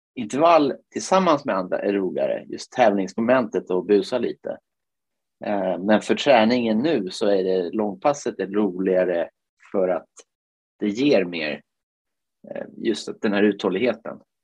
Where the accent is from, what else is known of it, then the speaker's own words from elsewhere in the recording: Finland; now in Piteå, Sweden; Jag är ju född i Finland